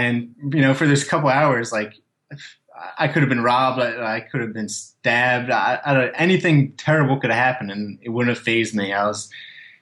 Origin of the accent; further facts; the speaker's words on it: Haddon Township, New Jersey, United States; I was from Haddon Township, the same town as he is